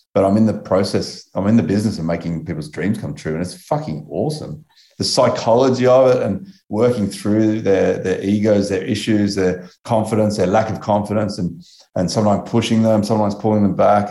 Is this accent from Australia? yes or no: yes; Australia; I'm Australian